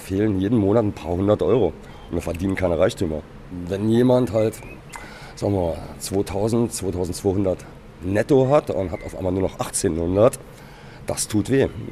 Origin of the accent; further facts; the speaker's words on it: Saarland, Germany; Wir sind Saarländer